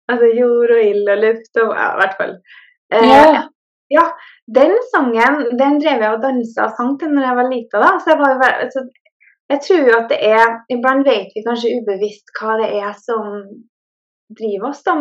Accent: Norway; now in Sweden; jeg er jo fra Norge, men jeg bor i Sverige.

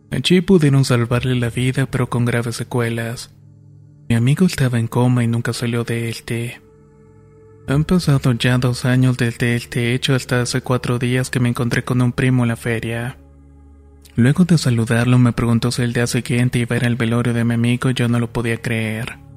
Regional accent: Talapampa, Salta, Argentina; de Talampampa, provincia de Salta, en Argentina.

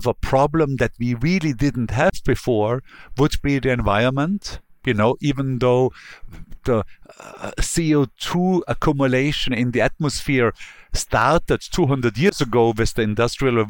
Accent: Bregenz, Vorarlberg, Austria; now in New York, United States; The Lake of Constance that Bregenz is adjoining is much cleaner now than it used to be 20 years ago or 30 or 40 years ago when I grew up there

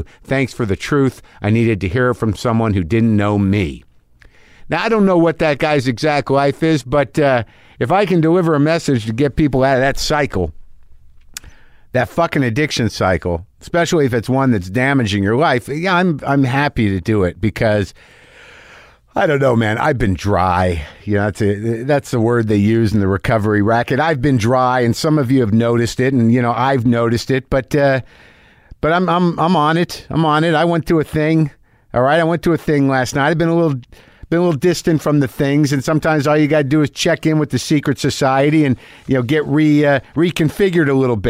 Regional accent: Sudbury, Ontario, Canada; I'm from Canada, specifically a small town called Sudbury.

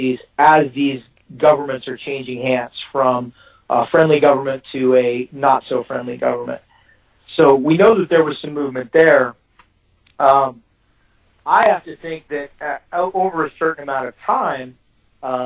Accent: Texas, United States; I'm a Texan

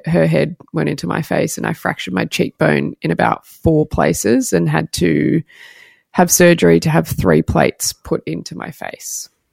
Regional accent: Sydney, New South Wales, Australia; moved away as an adult; also born or lived in Melbourne; now be back in Sydney and in my hometown

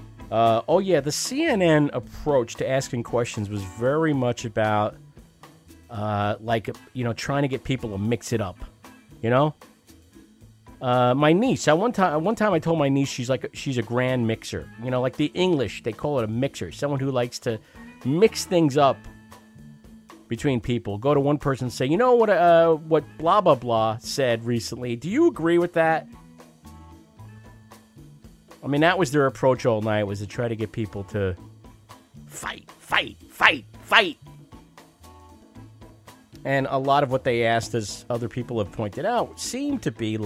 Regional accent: New Jersey, United States; I'm from Jersey.

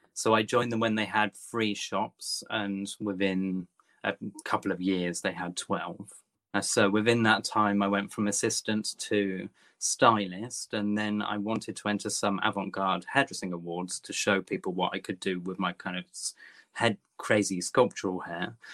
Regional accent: Topsham, South West England, United Kingdom; now in London, United Kingdom; I've been in London 25 years, but I'm originally from Devon. Uh, okay, little, little um, kind of estuary village called Topsham, just outside Exeter

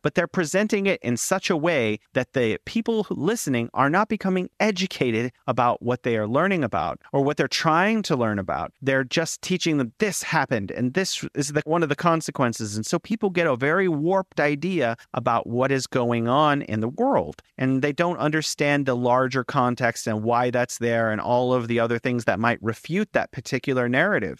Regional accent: United States; now in China; I'm an American living in China

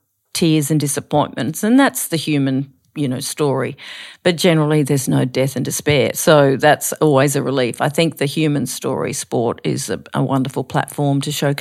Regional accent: Queensland, Australia; And growing up in Queensland, you know, they were some of my heroes, Shane Gould.

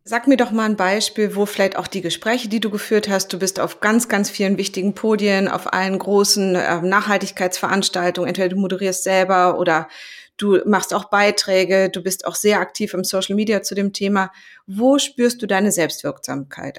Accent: Greece; Für mich als Griechin

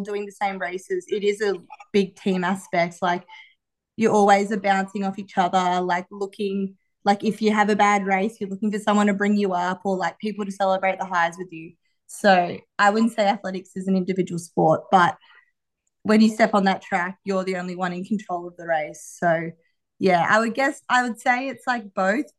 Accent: Newcastle, New South Wales, Australia; I'm a runner from Australia. I've represented Australia at the Olympics

